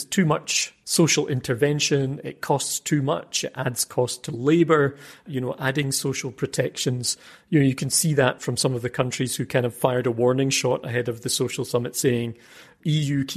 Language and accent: English; Scotland, United Kingdom; born or raised there; now in Brussels, Belgium